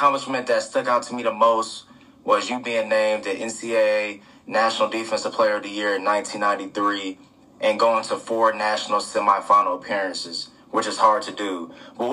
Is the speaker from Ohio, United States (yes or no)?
yes; Columbus, Ohio, United States; I'm from Columbus, Ohio